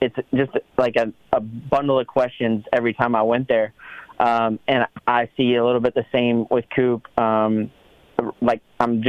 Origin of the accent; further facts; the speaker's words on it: Southeast, United States; we grew up in the Southeast